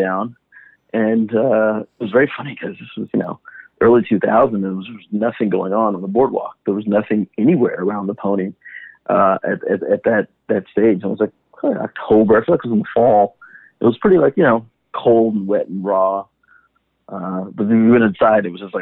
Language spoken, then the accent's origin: English; Texas, United States; moved away; I didn't even grow up in Jersey. I grew up in Texas